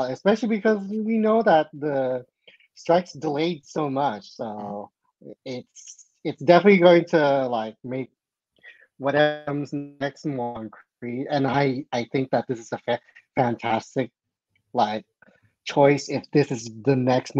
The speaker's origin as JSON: {"language": "English", "country": "Philippines", "said": "I'm Filipino"}